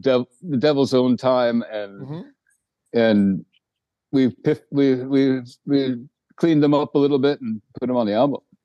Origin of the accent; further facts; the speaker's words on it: Eureka, California, United States; also born or lived in New Jersey; now in Sweden; I grew up actually in Northern California